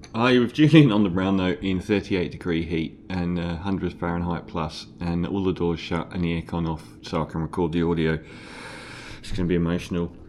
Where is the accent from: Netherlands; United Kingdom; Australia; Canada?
United Kingdom; London; moved away; also born or lived in Islington, London; I'm from East Ham